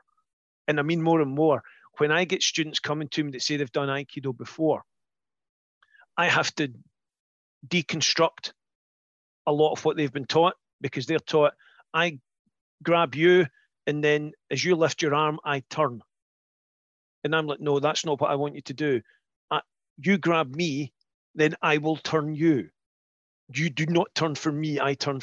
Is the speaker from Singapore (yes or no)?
no; Scotland, United Kingdom; we're Scottish